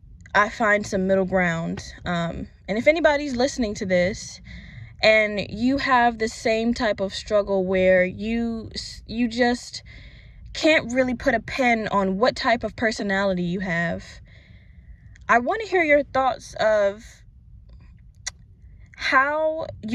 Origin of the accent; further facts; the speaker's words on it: Virginia, United States; moved away as an adult; now in Florida, United States; I'm originally from Virginia, and I recently moved to Florida for job purposes.